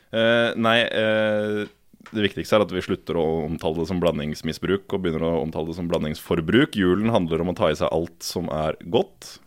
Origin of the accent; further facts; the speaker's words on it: Elverum, Innlandet, Norway; moved away; Jeg er fra Elverum